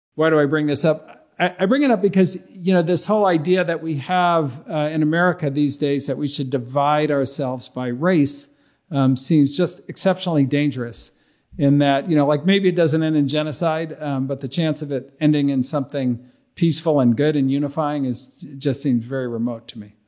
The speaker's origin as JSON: {"language": "English", "town": "Berkeley", "region": "California", "country": "United States", "tie": "born or raised there", "said": "I grew up in Berkeley"}